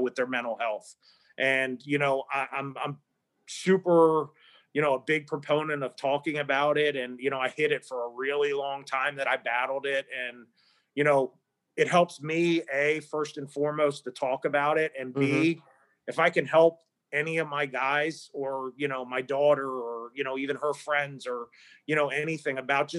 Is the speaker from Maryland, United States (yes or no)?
yes; Maryland, United States; moved away; Maryland is my, you know, my home state